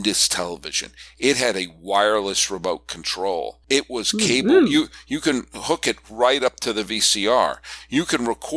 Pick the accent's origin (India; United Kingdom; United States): United States; New England; I grew up in New England